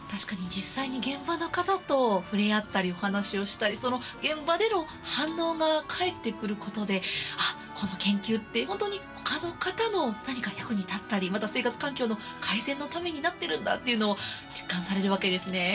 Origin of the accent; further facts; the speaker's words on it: Kansai, Japan; 私も出身がやっぱり関西